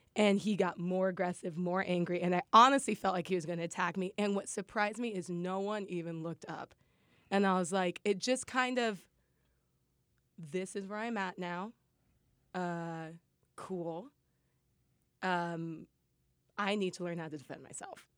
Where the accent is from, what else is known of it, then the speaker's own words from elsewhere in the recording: Lincoln, Nebraska, United States; moved away as an adult; Nebraska, yeah, from Lincoln. That's where I'm from. Born and raised, went to college, everything there.